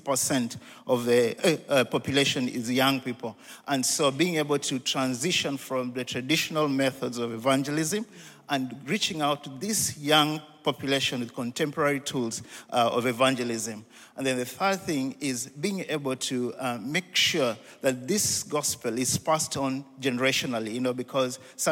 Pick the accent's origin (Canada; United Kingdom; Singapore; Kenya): Kenya; I come from Kenya, but I look after Africa.